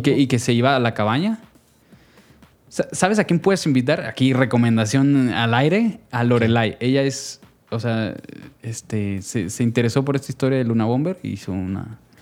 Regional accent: Jalisco, Mexico; yo soy orundo de esta región del tequila y el mariachi

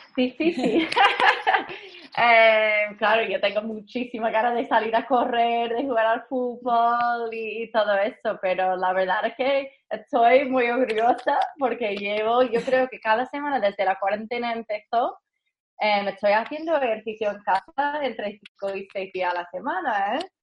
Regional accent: United States; Spanish is a second language; moved away; also born or lived in Madrid; como americana

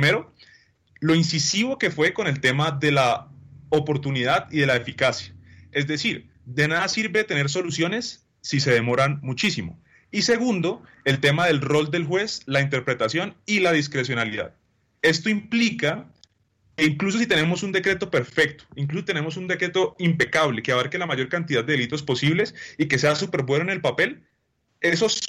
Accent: Colombia; pues nos queda extremadamente clara cuál debe ser la visión que tenemos como sociedad y como colombianos cuando analizamos la concepción de soluciones para solucionar el problema carcelario.

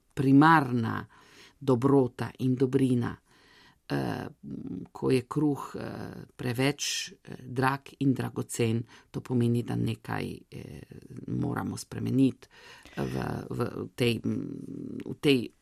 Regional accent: Italy; smo Slovenci tukaj

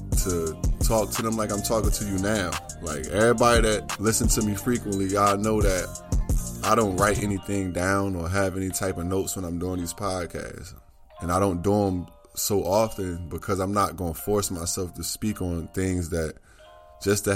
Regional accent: Newark, New Jersey, United States; my hometown, my city, my state, Newark, New Jersey

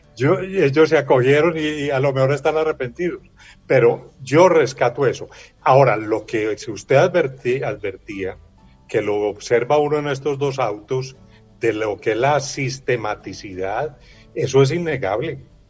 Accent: Colombia; como colombiano

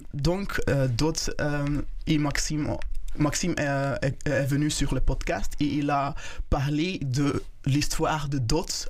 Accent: Rwanda; French is a second language; also born or lived in Belgium; now in Brussels, Belgium; je suis né euh, au Rwanda mhm. et j'ai venu, venu en Belgique euh, dans 2000

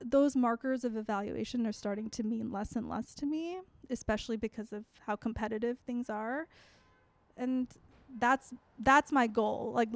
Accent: Chicago, Illinois, United States; growing up in Chicago

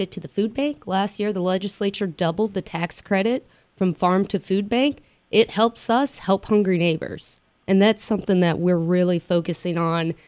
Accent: West Virginia, United States; being in West Virginia and being Appalachian is that resiliency

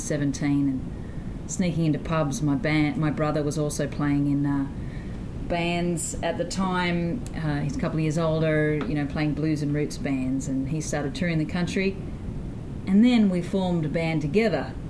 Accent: Sydney, New South Wales, Australia; I hail from Sydney, Australia, mm-hmm. and I grew up in the inner city

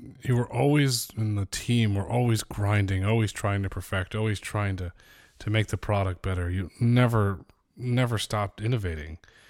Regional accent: Northeast, United States; growing up in the Northeast

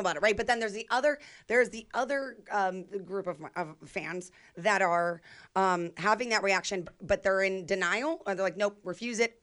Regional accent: Youngstown, Ohio, United States; moved away; also born or lived in Chicago; my hometown

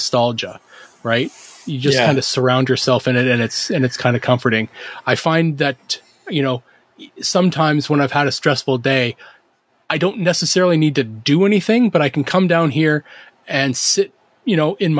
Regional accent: Canada; I'm Canadian

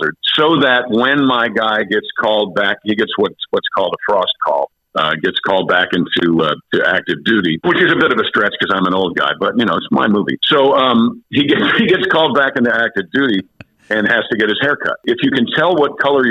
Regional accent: Westchester County, New York, United States; now in Louisiana, United States; I live in Louisiana, but I am from Westchester County, New York

